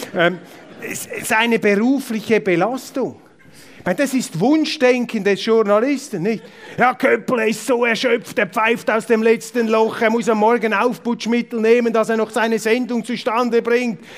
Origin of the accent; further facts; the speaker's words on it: Zurich, Switzerland; Ich bin äh, Zürcher mit Migrationshintergrund